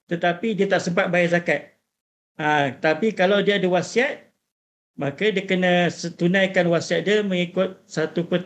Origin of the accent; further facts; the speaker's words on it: Malaysia; Kira, kalau kita sebagai orang Malaysia ni kebanyakannya memang syafi'i lah.